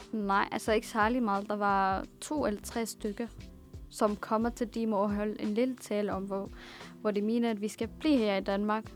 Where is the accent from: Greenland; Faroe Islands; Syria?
Syria; Damascus, Damascus Governorate; born or raised there; now in Denmark